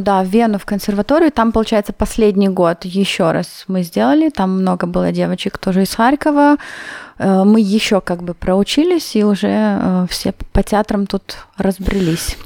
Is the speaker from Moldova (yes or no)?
yes; Chișinău, Moldova; also born or lived in Vienna, Austria; now in Innsbruck, Austria; мы были из Кишинева, несколько человек, я с, э, одноклассницей